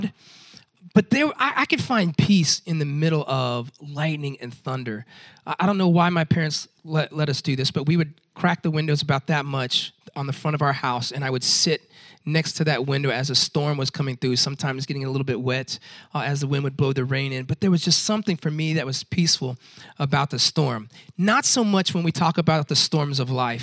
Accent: Tampa, Florida, United States; I grew up in Tampa, Florida, Central Florida

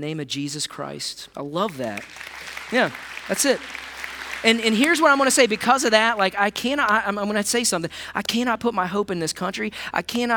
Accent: United States; as an American

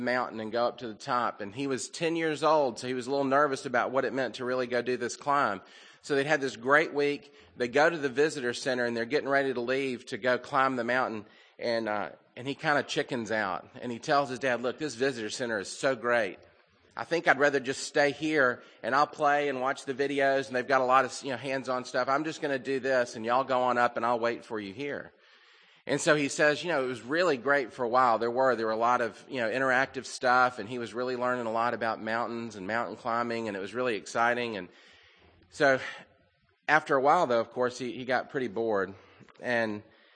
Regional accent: the South, United States; growing up in the South

